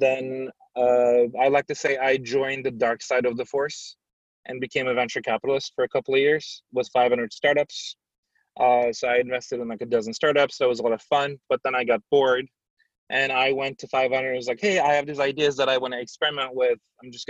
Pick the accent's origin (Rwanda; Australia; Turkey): Turkey; moved away as an adult; also born or lived in San Francisco, United States; now in United States; I grew up in Turkey.